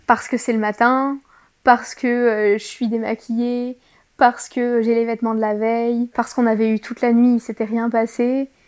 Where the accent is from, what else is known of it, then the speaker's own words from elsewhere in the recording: France; je suis française